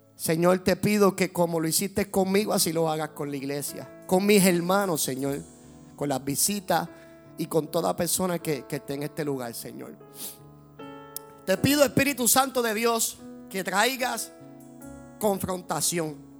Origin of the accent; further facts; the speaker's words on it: Puerto Rico; como puertorriqueños que somos